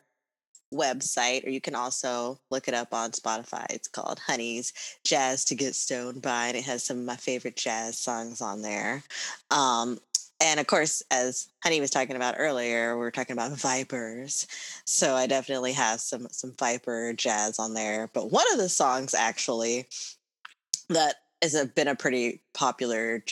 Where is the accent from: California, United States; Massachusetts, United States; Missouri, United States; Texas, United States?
Texas, United States; we're from Texas